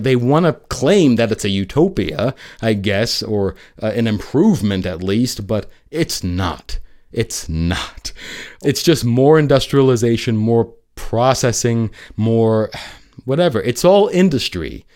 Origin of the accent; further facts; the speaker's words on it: New York City, New York, United States; New York City, my hometown